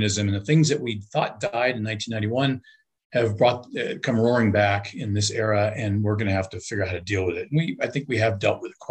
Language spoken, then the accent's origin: English; Los Angeles, California, United States; moved away as an adult; I grew up in Los Angeles in pretty sketchy circumstances after a broken family